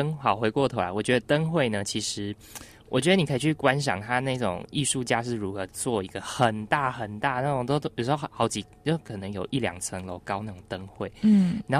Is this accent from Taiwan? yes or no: yes; Penghu County, Taiwan; 我的老家澎湖